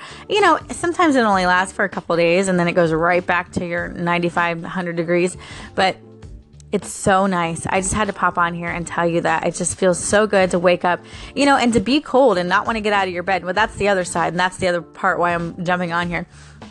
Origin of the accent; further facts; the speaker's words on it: Florida, United States; with an episode from A Work at Home Mom. I don't know where you guys are from, but I'm from Florida, and we don't get very many cool days